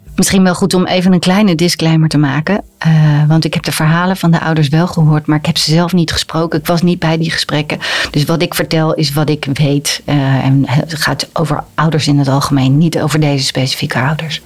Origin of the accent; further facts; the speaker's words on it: Netherlands; als Nederlander